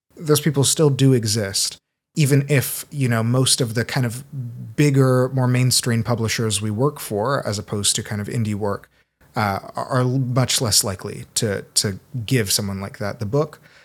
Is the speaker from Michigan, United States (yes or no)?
no; Seattle, Washington, United States; also born or lived in Brazil; I was born in Brazil. I grew up in Seattle a lot